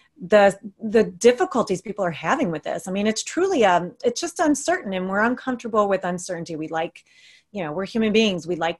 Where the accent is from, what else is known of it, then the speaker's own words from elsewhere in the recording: United States; moved away; I'm from the States. All my family, extended family is there.